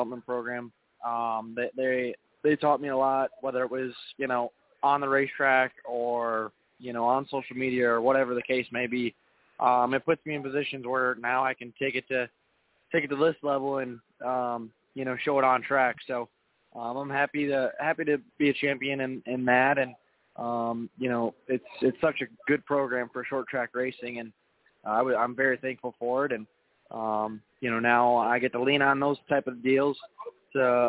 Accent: Wisconsin, United States; it's always going to be home to me as, you know, I'm from Wisconsin

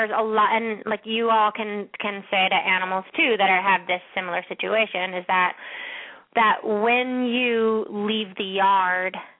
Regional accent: Ojai, California, United States; I'm from Ojai

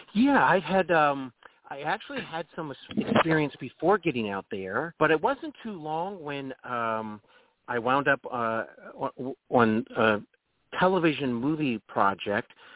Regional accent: Dayton, Ohio, United States; also born or lived in North Carolina; now in Cincinnati, United States; I'm really from Dayton, Ohio.

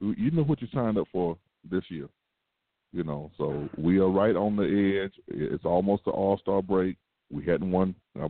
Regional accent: 45 minutes from University of Georgia, United States; I grew up 45 minutes away to see University of Georgia basketball.

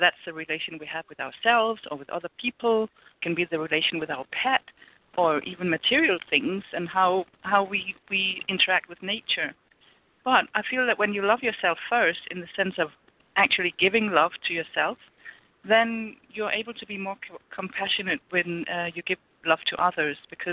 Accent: Denmark; moved away as an adult; I'm from Denmark, and I live here now

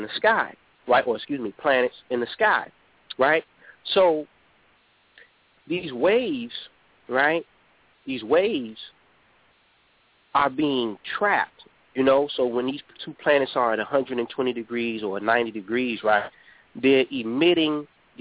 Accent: Chicago, Illinois, United States; here in Chicago, my hometown

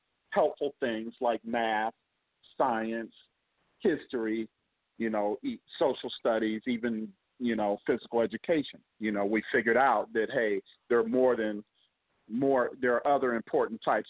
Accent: Akron, Ohio, United States; my hometown, by the way, Akron, Ohio

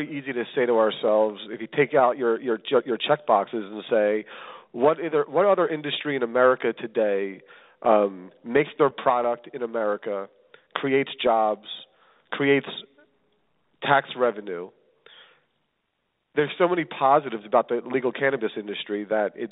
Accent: Philadelphia, Pennsylvania, United States; moved away as an adult; now in Los Angeles, United States; I'm originally from Philadelphia. I sit here today from Los Angeles

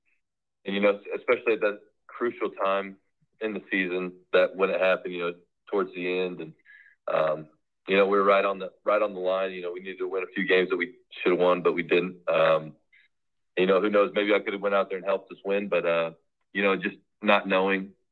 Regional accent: Kansas, United States; I'm from Kansas

